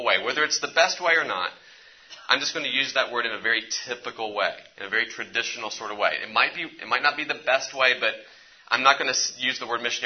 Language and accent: English; West Virginia, United States; I'm from West Virginia